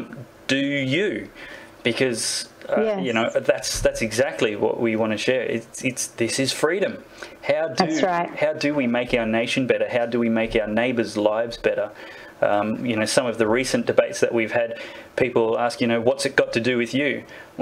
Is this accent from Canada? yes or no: no; Australia; especially as someone who at least partly identifies as Aboriginal Australian.